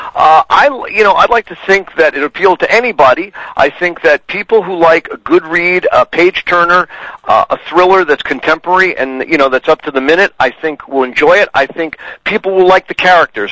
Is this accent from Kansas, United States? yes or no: no; New York City, New York, United States; now in Connecticut, United States; I was born in New York City. Uh, I've lived in Connecticut for 30 plus years.